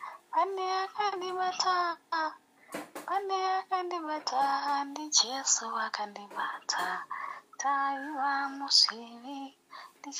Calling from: Harare, Zimbabwe; I'm in Harare, Zimbabwe.

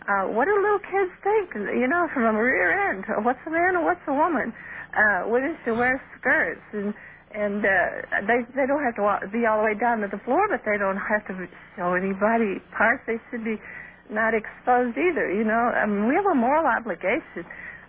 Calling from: Michigan City, Indiana, United States; Michigan City, Indiana.

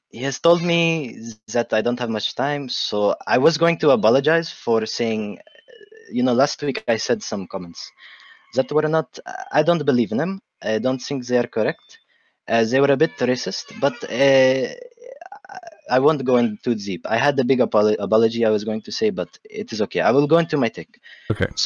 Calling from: Baghdad, Baghdad Governorate, Iraq; English is a second language; Uh, Baghdad, Iraq.

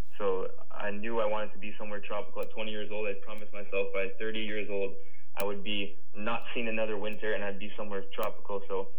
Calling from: Costa Rica; I'm joining you guys from Costa Rica.

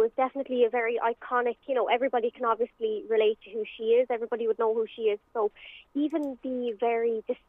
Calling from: Galway, Connacht, Ireland; I'm dialing in just here from Galway.

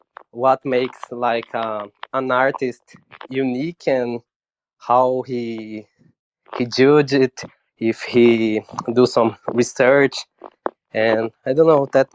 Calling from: São Paulo, Brazil; and I'm talking from Brazil and the interior of São Paulo.

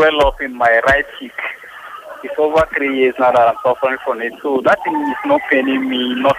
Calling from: Ojo, Lagos, Nigeria; I'm calling from Ojo.

